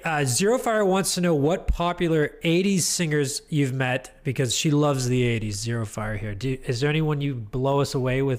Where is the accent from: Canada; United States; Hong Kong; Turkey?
Canada; accent: Canadian; I thought he was making fun of my Canadian accent.